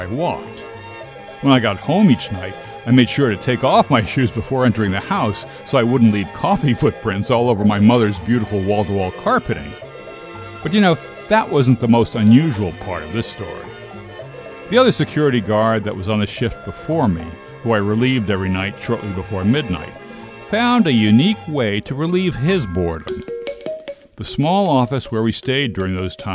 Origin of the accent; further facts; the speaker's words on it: Linden, New Jersey, United States; my hometown of Linden, New Jersey